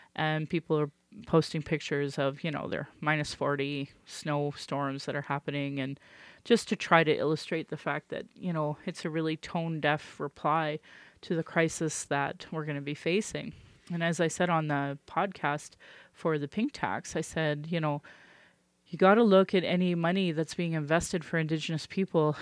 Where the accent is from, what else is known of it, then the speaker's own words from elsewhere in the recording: Calgary, Alberta, Canada; I was born in Calgary